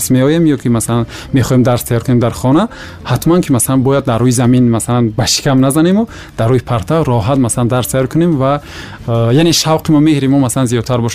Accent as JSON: {"language": "Tajik", "area": "Farkhor District", "region": "Khatlon", "country": "Tajikistan", "tie": "born or raised there", "said": "ман дар ноҳияи фархор ба дунё омадам ва он э, деҳае ки мо зиндагӣ мекардем аслан ҷамоати деҳоти гулшан ном бурда мешавад"}